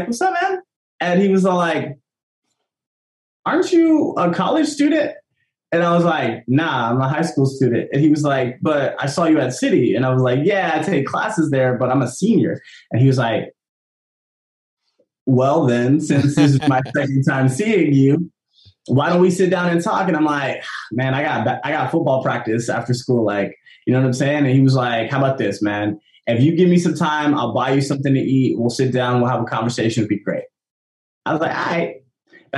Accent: San Jose, California, United States; also born or lived in Fresno, California; So I'm from San Jose, California. I was born and raised in, well, I was born in Fresno. Grew up in San Jose

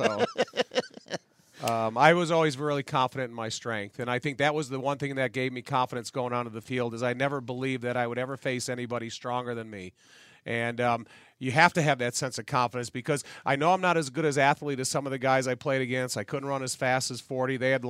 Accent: Joliet, Illinois, United States; Francis Rudiger, who I was raised with in Joliet

